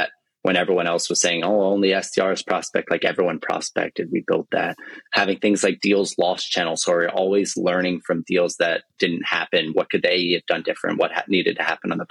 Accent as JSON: {"language": "English", "region": "New Jersey", "country": "United States", "also_born_or_lived": "San Francisco", "moved": "as an adult", "said": "I'm from New Jersey"}